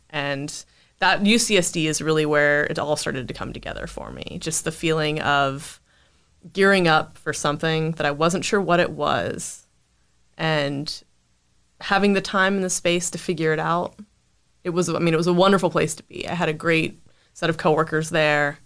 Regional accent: Winston-Salem, North Carolina, United States; I grew up in North Carolina, Winston-Salem, and, you know, lived there for the 18 years

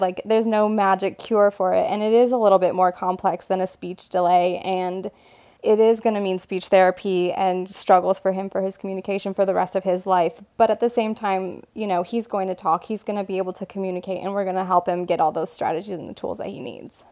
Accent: Michigan, United States; moved away as an adult; now in North Carolina, United States; I'm originally from Michigan, um, born and raised

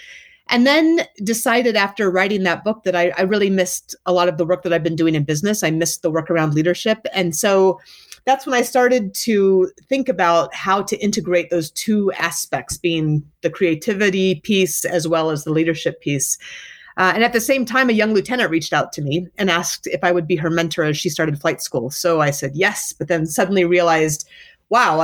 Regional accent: Anchorage, Alaska, United States; moved away as an adult; also born or lived in North Carolina; I started out growing up in Anchorage, Alaska, and heading out to do my undergraduate degree in English Lit

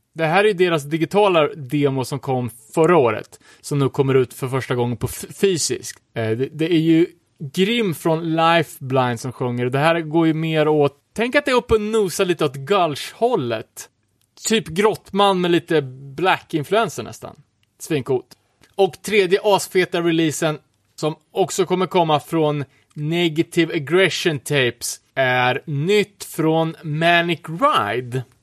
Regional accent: Örebro, Örebro County, Sweden; som örebroare

